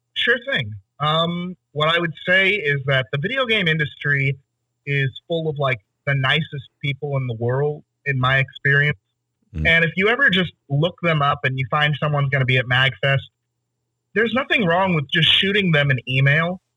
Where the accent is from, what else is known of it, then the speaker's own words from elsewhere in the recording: Tyler, Texas, United States; I grew up in Tyler, Texas